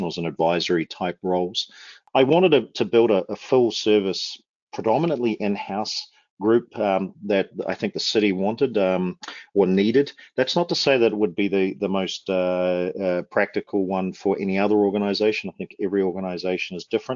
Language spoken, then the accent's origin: English; Wellington, New Zealand; moved away as an adult; also born or lived in Auckland, New Zealand; now in Calgary, Canada; I was born and raised in Wellington in New Zealand, moved to Auckland when I just finished high school, or college, as we call it down there.